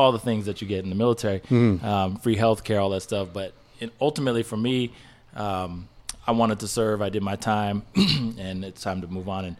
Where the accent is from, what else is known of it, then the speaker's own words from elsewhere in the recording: West Coast, United States; also born or lived in Hawaii; So I grew up on the West Coast. My dad was in the Navy. We lived all over the West Coast.